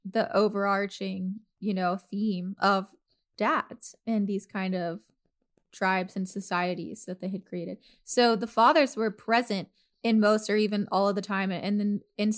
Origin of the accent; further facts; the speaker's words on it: the South, United States; moved away; I was born and raised in the South